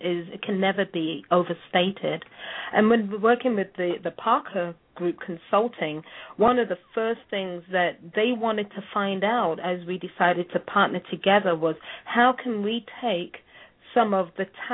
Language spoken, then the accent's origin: English; England, United Kingdom; now in United States; I'm English